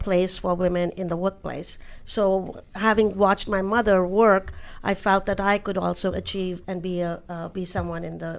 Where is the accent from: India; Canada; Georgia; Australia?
India; New Delhi, Delhi; now in United States; Having grown up in India